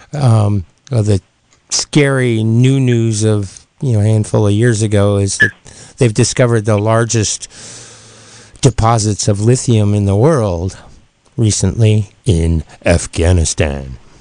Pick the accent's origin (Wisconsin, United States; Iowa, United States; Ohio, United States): Ohio, United States; moved away; my hometown in Ohio